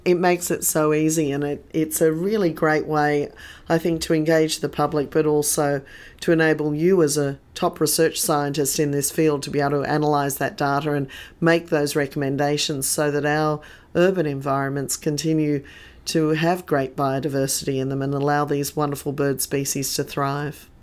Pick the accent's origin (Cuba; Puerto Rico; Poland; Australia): Australia; part of being Australian